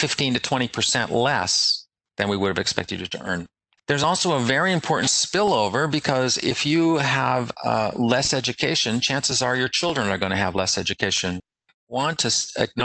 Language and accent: English; Canada; I grew up in Canada